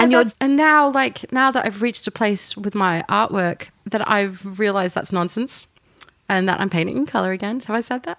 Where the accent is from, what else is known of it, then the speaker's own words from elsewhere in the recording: Yorkshire and the Humber, United Kingdom; now in Apollo Bay, Australia; Growing up in Yorkshire